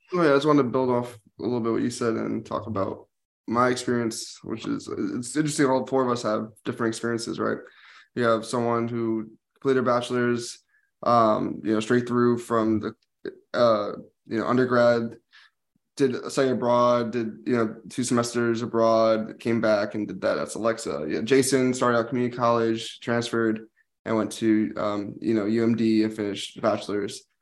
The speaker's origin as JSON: {"language": "English", "region": "New Jersey", "country": "United States", "tie": "born or raised there", "also_born_or_lived": "Washington, D.C.", "moved": "as an adult", "said": "this is where I lived in New Jersey, which was like I went to a specialized school, but a lot of people I played sports with were my hometown friends"}